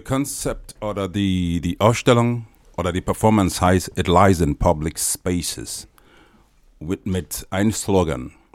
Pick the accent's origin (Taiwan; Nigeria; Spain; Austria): Nigeria; moved away; ich komme aus Nigeria